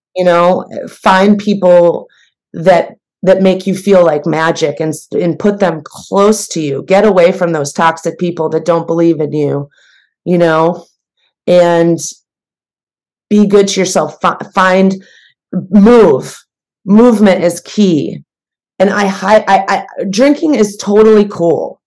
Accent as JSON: {"language": "English", "region": "Midwest", "country": "United States", "also_born_or_lived": "New York", "moved": "yes", "lives_now": "Los Angeles, United States", "said": "I'm from the Midwest"}